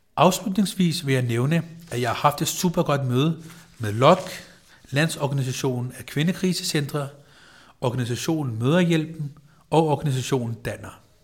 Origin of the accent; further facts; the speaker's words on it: Copenhagen, Capital Region of Denmark, Denmark; jeg er født på Rigshospitalet, at jeg har gået i dansk folkeskole